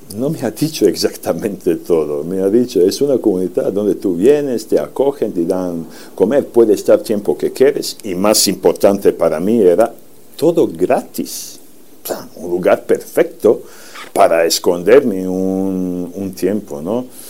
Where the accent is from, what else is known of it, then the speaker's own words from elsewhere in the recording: Serbia; Spanish is a second language; moved away; soy de Serbia